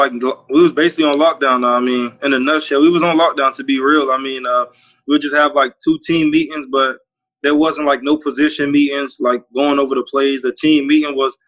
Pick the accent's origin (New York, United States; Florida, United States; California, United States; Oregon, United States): Florida, United States; Opa-locka; I grew up in Opa-locka